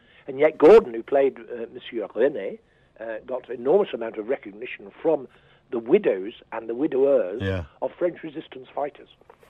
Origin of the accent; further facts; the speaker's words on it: Liverpool, North West England, United Kingdom; moved away as an adult; since I was 17 when I went into the civil service in Liverpool, my hometown, and then went to drama school at 20.